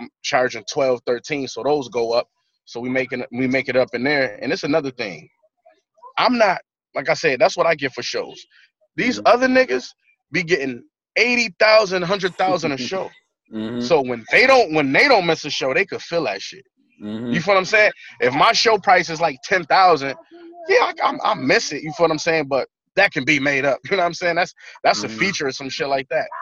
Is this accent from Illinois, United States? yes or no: no; Buffalo, New York, United States; when you from a place like that, in a city like Buffalo, man, you got extreme pride